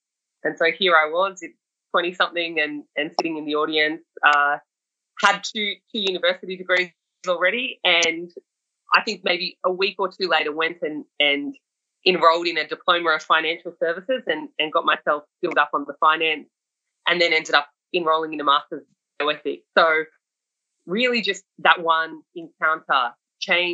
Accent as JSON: {"language": "English", "town": "Sydney", "region": "New South Wales", "country": "Australia", "tie": "born or raised there", "said": "I was a young person growing up in Sydney"}